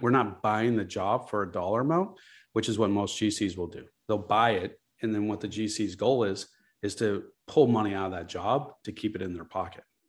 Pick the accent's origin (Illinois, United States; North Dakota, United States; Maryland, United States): Illinois, United States; Chicago; I'm from Chicago. I grew up here.